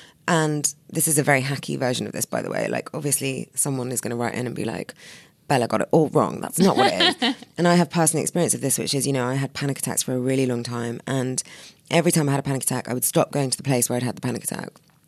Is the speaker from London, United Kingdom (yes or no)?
yes; London, United Kingdom; I'm such a Londoner. I'm so bored by the tube.